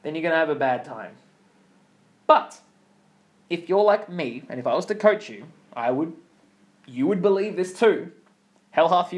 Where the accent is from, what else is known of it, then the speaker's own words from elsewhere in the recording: Australia; accent: Australian; I grew up in Australia